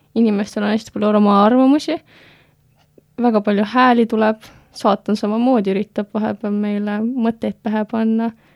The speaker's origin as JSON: {"language": "Estonian", "town": "Tallinn", "region": "Harju County", "country": "Estonia", "tie": "born or raised there", "moved": "as an adult", "lives_now": "Tartu, Estonia", "said": "ma samamoodi Tallinnas kasvasin üles"}